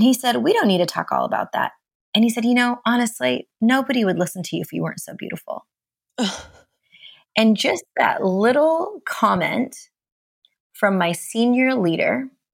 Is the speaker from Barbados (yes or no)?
no; India; now in Seattle, United States; I'm East Indian, an immigrant